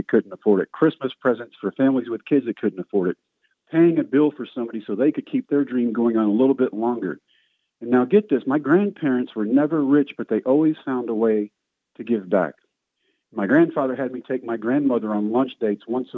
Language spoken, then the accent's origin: English; Brownwood, Texas, United States; I found a tryout in my hometown of Brownwood, Howard Payne University